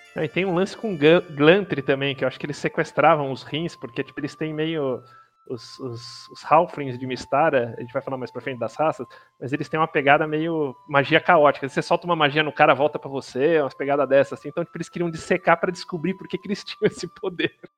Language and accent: Portuguese; Brazil; nosso como brasileiro aqui